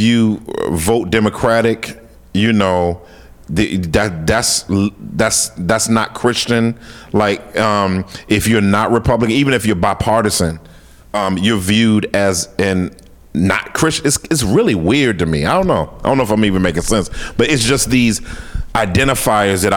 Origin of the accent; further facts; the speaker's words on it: Washington, District of Columbia, United States; moved away; also born or lived in Texas; I grew up in D.C., so, you know, I grew up around black people.